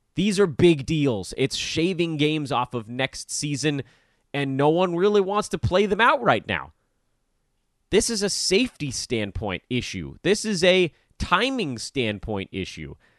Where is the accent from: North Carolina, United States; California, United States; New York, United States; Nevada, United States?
California, United States; as a Californian